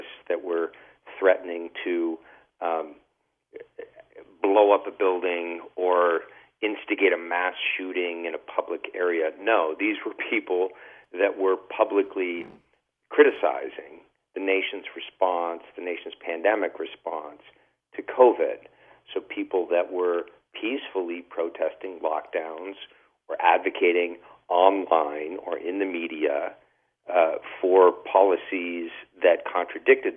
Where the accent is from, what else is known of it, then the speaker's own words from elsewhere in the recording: California, United States; started in California, in my home state